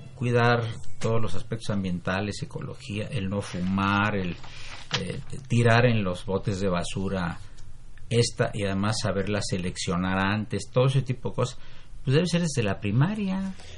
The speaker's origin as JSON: {"language": "Spanish", "region": "Mexico City", "country": "Mexico", "tie": "born or raised there", "said": "se, inundaba el centro de la ciudad. Ahí Pino Suárez y cerca del Zócalo se inundaba"}